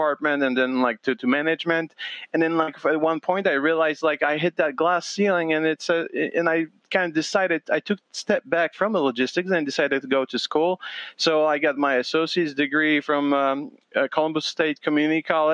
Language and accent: English; Poland; now in United States; I'm Polish American immigrant